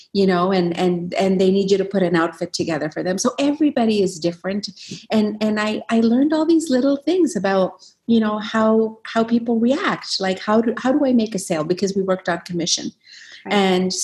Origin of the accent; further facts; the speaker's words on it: Yemen; also born or lived in Alberta, Canada; now in Canada; growing up in Yemen, you have all these self-doubts